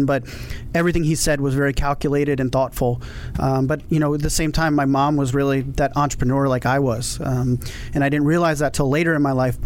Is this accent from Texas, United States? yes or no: no; Montgomery County, Maryland, United States; I actually grew up in the Maryland area in Montgomery County.